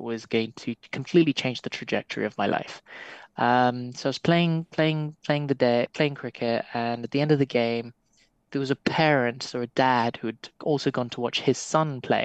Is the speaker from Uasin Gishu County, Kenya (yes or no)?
no; Nairobi, Kenya; grew up in the, let's just call it the humble part of Nairobi.